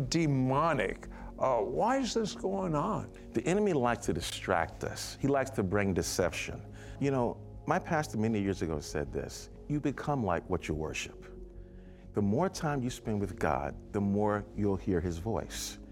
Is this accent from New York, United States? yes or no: yes; New York City, New York, United States; I was from Brooklyn, New York